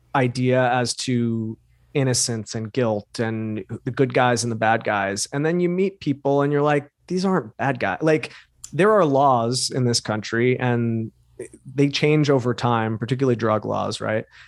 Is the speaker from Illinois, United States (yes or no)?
no; New York, United States; some kid from new york with glasses